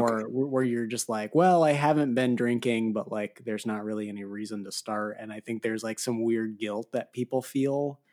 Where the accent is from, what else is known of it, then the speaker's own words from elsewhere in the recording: Arizona, United States; I grew up in Arizona